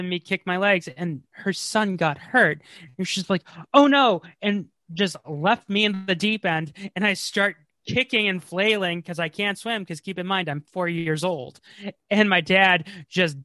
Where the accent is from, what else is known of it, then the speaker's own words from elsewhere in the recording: Massachusetts, United States; I'm from Massachusetts.